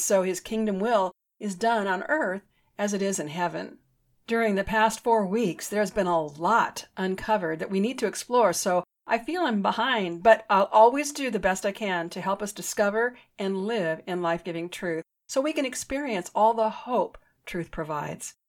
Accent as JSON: {"language": "English", "country": "United States", "said": "I'm an American. I've always been an American."}